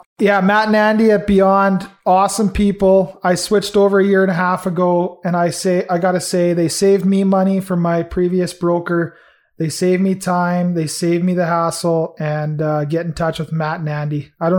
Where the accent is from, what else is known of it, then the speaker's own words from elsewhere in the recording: Red Deer, Alberta, Canada; I'm from Red Deer